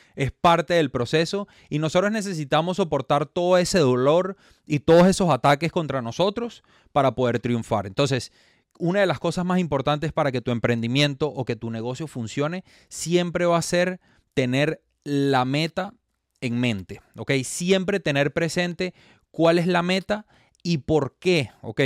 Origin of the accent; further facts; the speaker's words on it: Venezuela; moved away as an adult; now in Miami, United States; soy venezolano, me radico en la ciudad de Miami